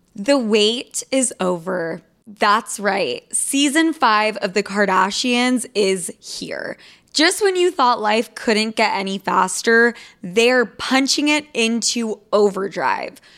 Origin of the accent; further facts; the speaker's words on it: Utah, United States; I'm from Utah